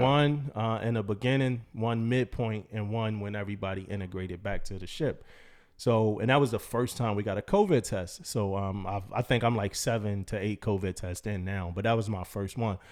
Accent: East Coast, United States; moved away as an adult; also born or lived in San Diego, California; I'm from the East Coast

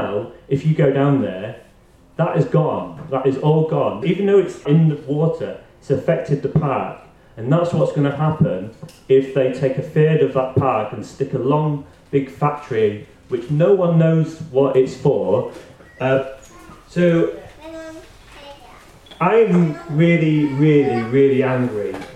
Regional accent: Grimsby, Yorkshire and the Humber, United Kingdom; now in Aberdeen, United Kingdom; As you probably can recognise from my voice, I'm not from Aberdeen, I'm from Grimsby. And so Grimsby's a place where it's like transitioned, and it's transitioned from fishing to basically nothing. And so it's had a big impact on parts of the town which I grew up

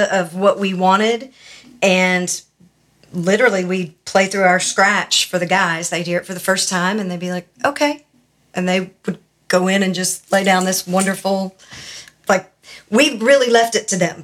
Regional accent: Nashville, Tennessee, United States; I am a native. I am sixth generation.

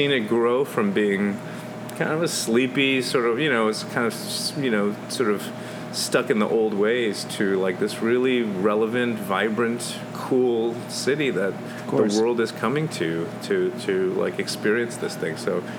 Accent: New York, United States; now in Louisville, United States; I came from New York 16 years ago, and I feel like I found my voice in Louisville.

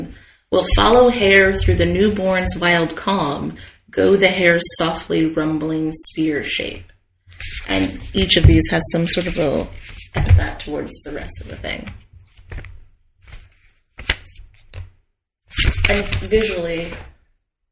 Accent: United States; being American

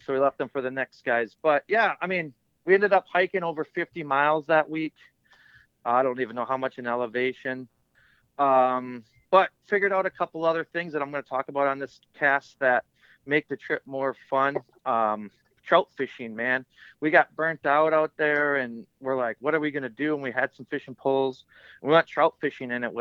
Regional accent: Midwest, United States; I'm from the Midwest, so we don't have a ton of trout fishing streams

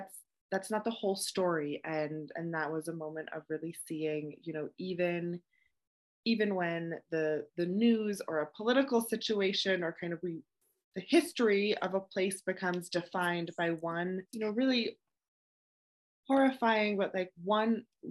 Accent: Vermont, United States; I grew up in Vermont

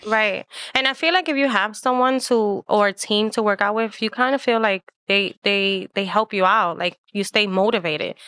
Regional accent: New York City, New York, United States; I am Puerto Rican, and I was born and raised in Manhattan

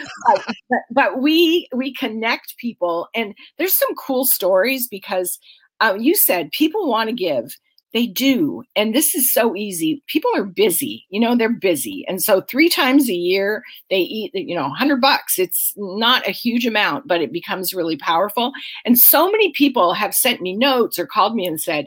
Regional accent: Aberdeen, Washington, United States; now in Snohomish County, United States; Grace Harbor County, which is where I grew up. I grew up in Aberdeen

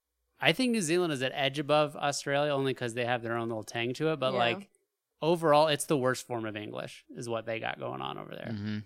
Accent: Alaska, United States; It's hard because we grew up in Alaska, and I feel like we don't have an accent.

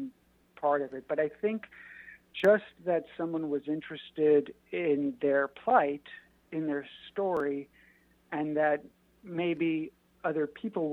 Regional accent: New York, United States; I'm a guy from New York

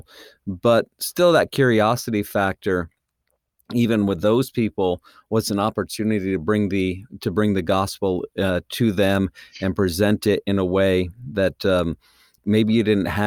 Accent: New England, United States; I was raised in New England

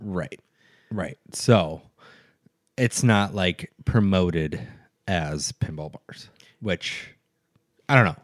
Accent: central Minnesota, United States; now in Duluth, United States; I'm from a very small town, uh, in central Minnesota

